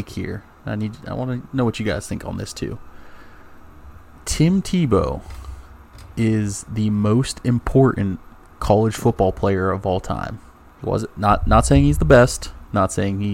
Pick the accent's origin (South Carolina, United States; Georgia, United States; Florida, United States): Florida, United States; moved away; also born or lived in Virginia; I grew up in Florida. I wasn't born in Florida